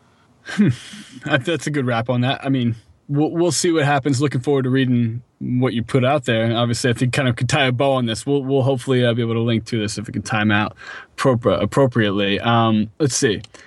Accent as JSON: {"language": "English", "town": "Philadelphia", "region": "Pennsylvania", "country": "United States", "said": "I was from Philadelphia"}